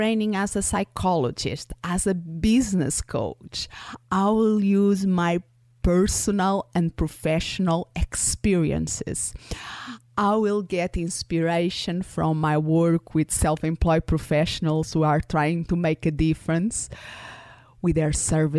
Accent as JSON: {"language": "English", "country": "Portugal", "tie": "born or raised there", "first_language": "Portuguese", "second_language": "English", "moved": "yes", "said": "I was born and raised in Portugal, so my first language is Portuguese."}